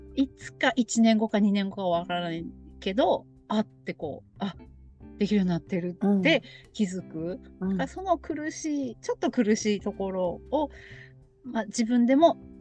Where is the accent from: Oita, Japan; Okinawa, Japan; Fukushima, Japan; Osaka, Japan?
Fukushima, Japan; Iwaki; now in Kagoshima, Japan; 私もちっちゃい頃ずっといわきにいた